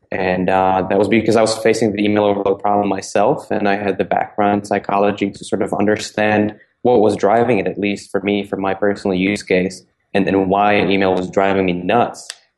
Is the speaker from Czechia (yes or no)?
yes; Prague, Czechia; moved away as an adult; now in United States; because I was born and raised in Prague before I moved over to the States when I was 19 to study psychology at Dartmouth College.